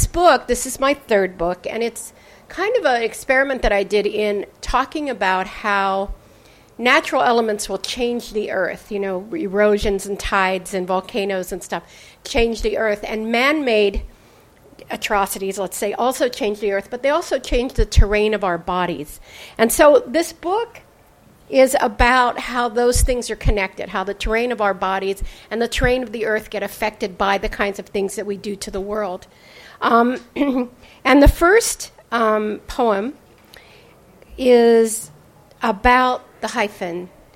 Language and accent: English; California, United States; I mean, I'm from California, where they're closing all the branches.